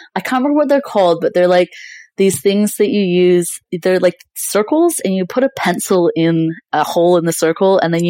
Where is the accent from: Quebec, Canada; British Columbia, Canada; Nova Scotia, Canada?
British Columbia, Canada; now in Melbourne, Australia; Yeah, I was born in BC in Canada and grew up there. So yeah, I lived on the West Coast for a very long time and in mountains as well. And I moved over to Australia about like 11 years ago. So yeah, I did most of my schooling in Canada.